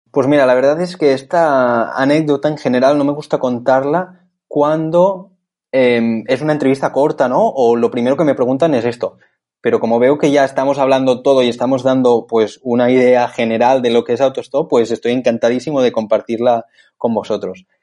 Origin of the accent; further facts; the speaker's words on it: Barcelona, Catalonia, Spain; soy de Barcelona